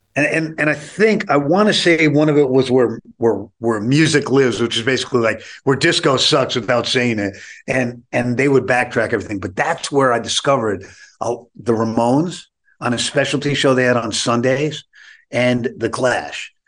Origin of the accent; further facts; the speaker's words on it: New York City, New York, United States; I, I grew up on the Lower East Side of Manhattan.